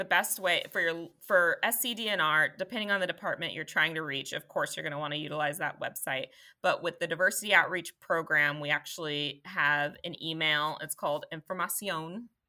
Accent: Colorado, United States; I had to stick that in there. I'm technically from Colorado.

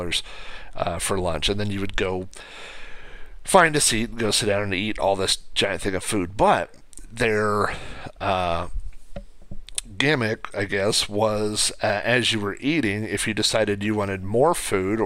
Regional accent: Oklahoma, United States; also born or lived in Spokane, Washington; I moved from Oklahoma to Spokane, and I was there for about a year and a half, and then I came back. And so anyway, when I came back home to Oklahoma in 98

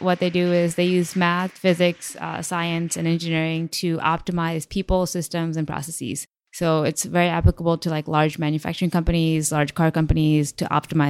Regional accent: New Jersey, United States; also born or lived in Connecticut / Chicago / India; I was born in Connecticut, moved to Chicago, and then I lived in India for 4 years, moved to New Jersey.

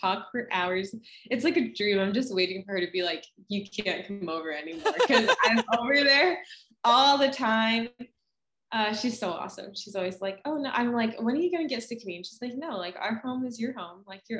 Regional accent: Ohio, United States; moved away as an adult; also born or lived in Minnesota; Ohio is where I grew up

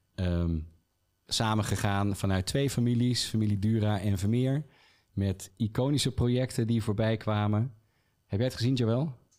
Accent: Rotterdam, South Holland, Netherlands; now in Utrecht, Netherlands; als geboren Rotterdammer

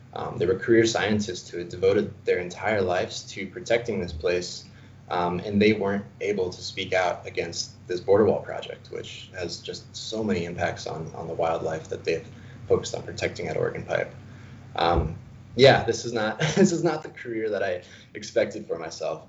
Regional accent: Arizona, United States; I'm born and raised in Arizona

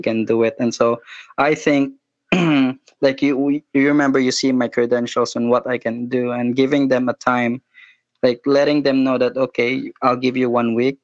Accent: Philippines; I'm from the Philippines.

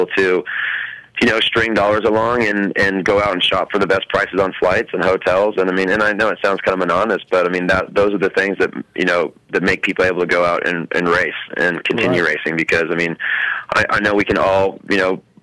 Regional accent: Southern California, United States; growing up in Southern California

